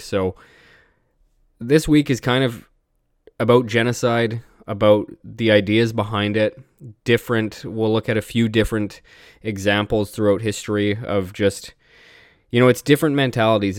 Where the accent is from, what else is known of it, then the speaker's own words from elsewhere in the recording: British Columbia, Canada; even me as a Canadian